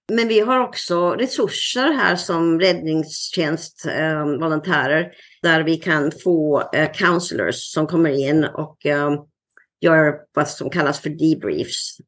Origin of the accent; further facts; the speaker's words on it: Sweden; moved away as an adult; also born or lived in Nyhamnsläge, Sweden; now in Seattle, United States; ända sedan jag flyttade från Sverige